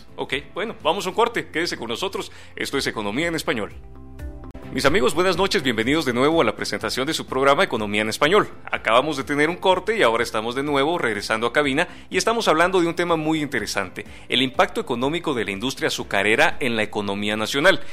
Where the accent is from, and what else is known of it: Guatemala